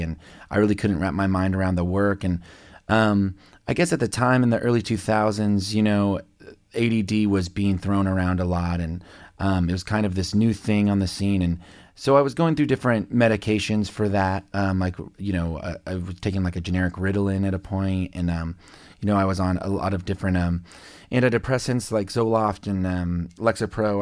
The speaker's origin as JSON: {"language": "English", "region": "on the Kansas side", "country": "United States", "tie": "born or raised there", "also_born_or_lived": "Lubbock, Texas", "said": "grew up in Can- a suburb of Kansas City, Missouri, but on the Kansas side."}